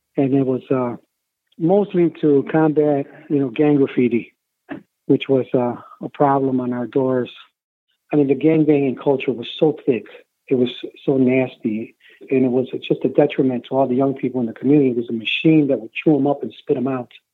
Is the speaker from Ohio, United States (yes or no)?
no; Chicago, Illinois, United States; also born or lived in Mexico; I was born in Chicago in, the, in 1960, and then we, we immigrated back to Mexico for about three or four years